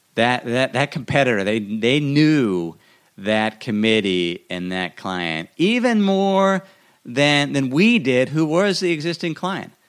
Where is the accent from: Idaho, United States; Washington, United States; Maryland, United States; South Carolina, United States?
Idaho, United States; my hometown in Idaho